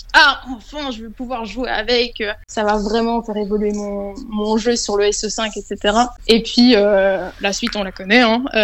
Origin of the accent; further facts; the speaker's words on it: Belgium; je suis belge